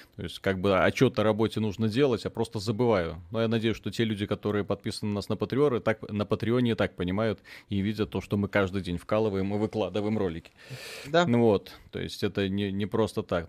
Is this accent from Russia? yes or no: no; Belarus; Мы ж белорусы